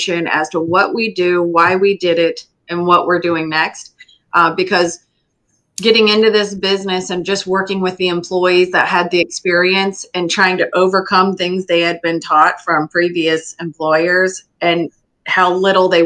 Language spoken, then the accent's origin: English; Lee County, Florida, United States; I was born and raised in Lee County